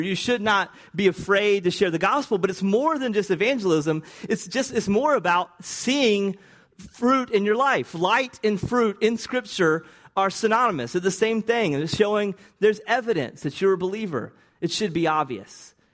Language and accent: English; the South, United States; accent: Southern; my Southern accent, which I don't even think is that Southern